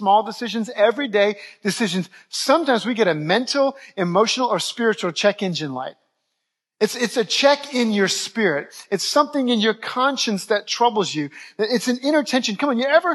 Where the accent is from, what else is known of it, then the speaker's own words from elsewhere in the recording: New Orleans, Louisiana, United States; moved away as an adult; also born or lived in Dallas-Fort Worth, Texas; I'm from New Orleans originally, but I went to Bible college in the Dallas-Fort Worth area